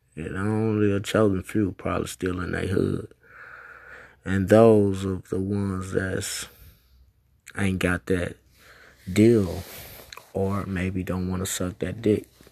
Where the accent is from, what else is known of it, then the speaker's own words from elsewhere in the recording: United States; 'cause I'm a American. So that's what I represent, America, 'cause I'm a black American.